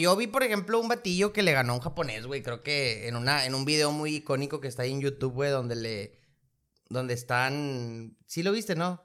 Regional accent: Mexico; nosotros que somos de México

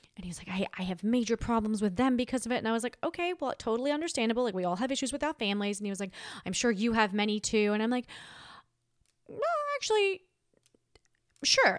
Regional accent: Australia; now in United States; I'm Australian

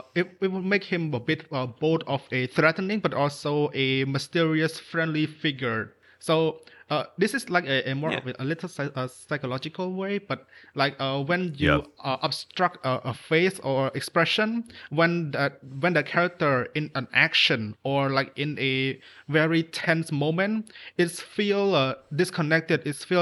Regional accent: Cambodia; I'm obviously from Cambodia.

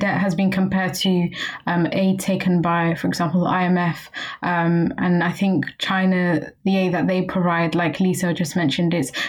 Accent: London, United Kingdom; I'm second year history and philosophy of science student. I'm the president of the UCL Africa Conference, and I am Somali, but born and raised in London.

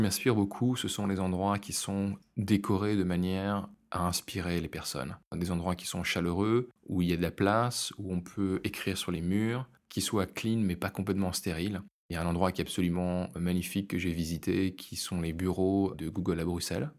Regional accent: France; now in Brussels, Belgium; je suis français

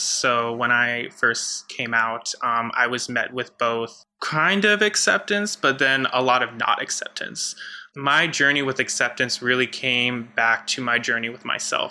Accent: United States; I was raised in the Catholic Church in a very conservative part of the US

